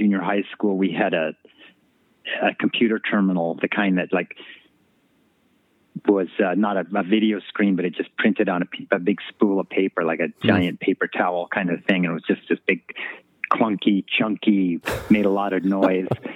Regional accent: Boulder, Colorado, United States; also born or lived in Golden, Colorado; I grew up in Colorado, in Golden, Colorado, and Boulder, Colorado

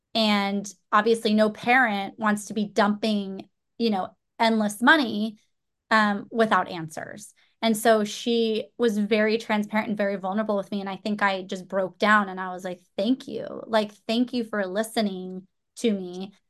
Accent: Orange County, Southern California, United States; I grew up in Southern California, Orange County, my whole life, so I have never really left

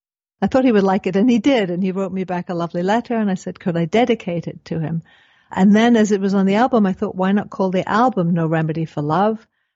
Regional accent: Canada; also born or lived in Rosarito Beach; because I'm American as well as Canadian.

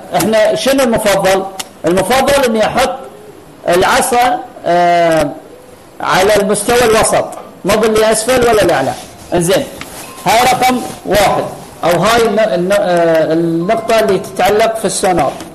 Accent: Qatar; عندنا في قطر

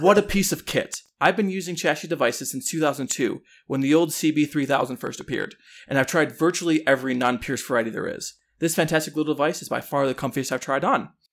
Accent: Chicago, Illinois, United States; I grew up in Chicago or the Chicago suburbs.

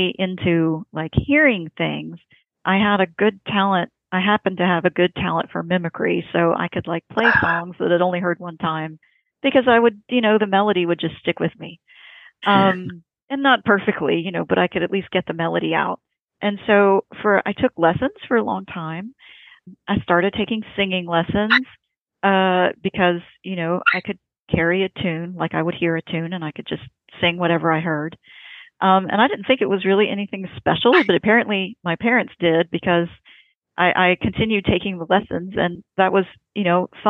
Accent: Indiana, United States; I was born in Indiana

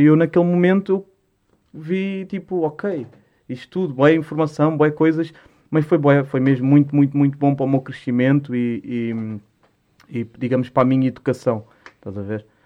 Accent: Lisbon, Portugal; also born or lived in Musgueira, Lisbon; Eu, eu nasci na Mesgueira. Uhum. Nasci na Mesgueira Norte, só que, pá, eu pouco me lembro da Mesgueira. A Mesgueira foi abaixo em 2000, para aí. Eu tinha dois, tinha três anos. E hum, e depois fui ali para a Alta de Lisboa, para a Cruz Vermelha

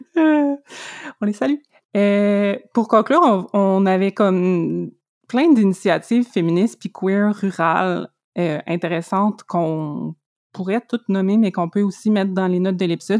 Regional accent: Abitibi-Témiscamingue, Quebec, Canada; now in Montreal, Canada; quand j'avais comme deux ans, on est déménagé en, en Abitibi-Témiscamingue. Mon père est encore là, c'est là que j'ai grandi

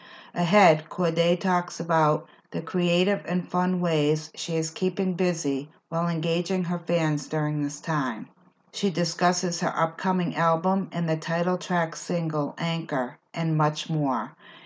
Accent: New England, United States; accent: East Coast; I grew up in New England, and I used to enjoy the seasons when we had actual four seasons

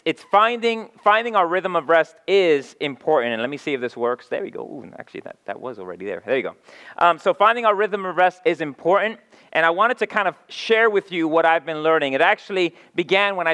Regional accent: New York City, New York, United States; now in Philadelphia, United States; I come from, like Mark said, I come from New York City

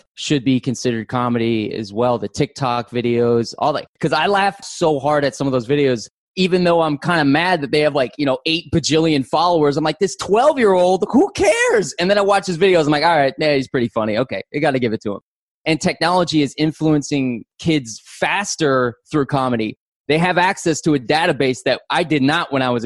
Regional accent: Orlando, Florida, United States; now in Los Angeles, United States; I live in Los Angeles, California. I also do podcasts, voiceover work, and I'm also an actor. I'm originally from Orlando, Florida

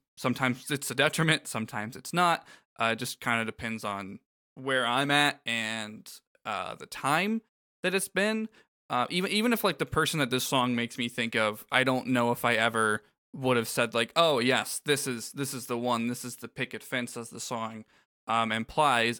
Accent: Florida, United States; I grew up in Florida

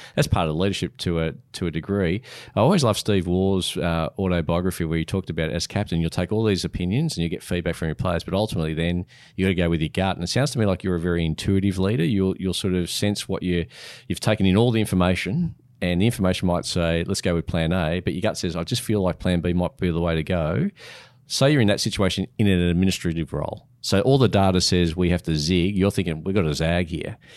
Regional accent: Australia

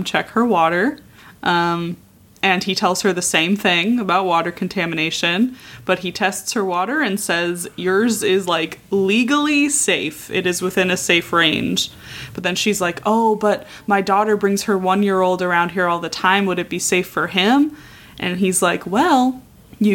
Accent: Southern California, United States; I was born in Southern California

